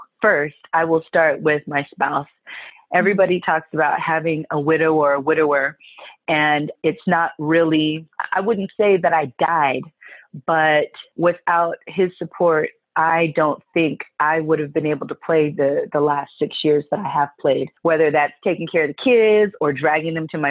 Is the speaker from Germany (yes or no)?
no; Bermuda; I'm Bermudan from Bermuda.